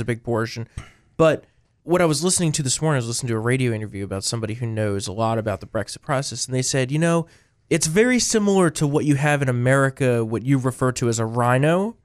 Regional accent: New Jersey, United States; moved away; We come from New Jersey

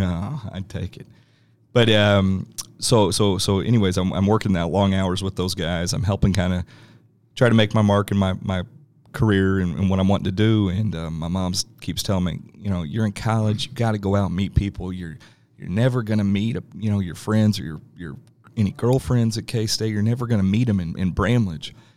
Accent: Overland Park, Kansas, United States; I grew up in Overland Park

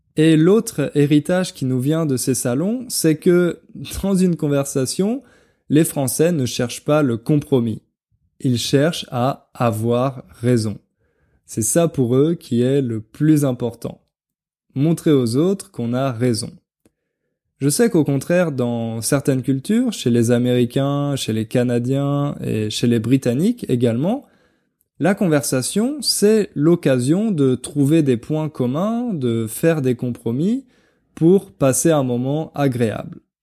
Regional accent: France; en tant que français

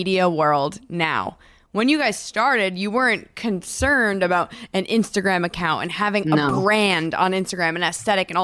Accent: New Jersey, United States; I grew up in New Jersey

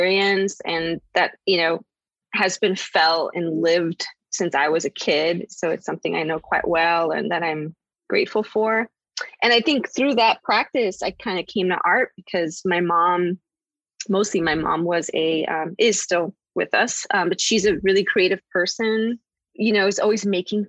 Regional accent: Chicago, Illinois, United States; I grew up in Chicago. I was, you know, born and raised in a part of the city that is predominantly Mexican-American.

